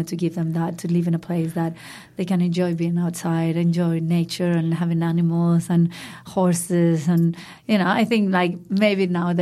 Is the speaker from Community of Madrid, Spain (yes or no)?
yes; Madrid, Community of Madrid, Spain; English is a second language; moved away as an adult; now in Byron Bay, Australia; So I grew up in Madrid, which is the capital of Spain, a big city, and in the center of Madrid